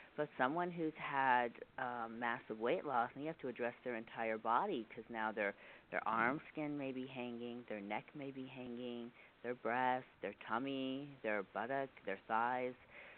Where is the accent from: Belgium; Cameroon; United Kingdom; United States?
United States; Texas; I have not always lived here. I came from Texas and then did some training in Pittsburgh, so I've kind of been all over the country.